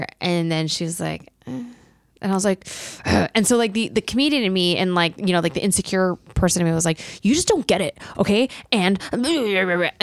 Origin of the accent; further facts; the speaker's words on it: Colorado, United States; moved away; I was at my parents' place in Colorado